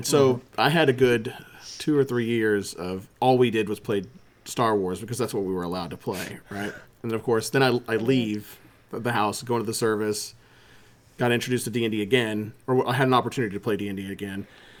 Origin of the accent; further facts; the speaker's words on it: the South, United States; When I was a kid, because, you know, growing up in the South, as a Christian household, my mom watched the Tom Hanks movie, Mazes and Monsters.